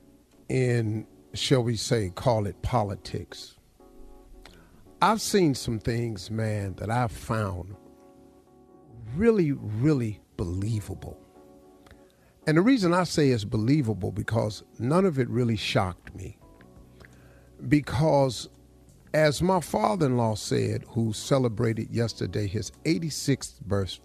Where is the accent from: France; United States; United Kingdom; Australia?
United States; Welch, West Virginia; I grew up in Welch, West Virginia.